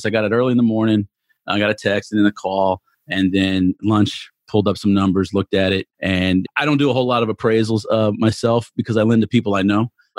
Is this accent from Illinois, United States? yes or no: no; Texas, United States; accent: Texan; now in Katy, United States; I should say Texan more than English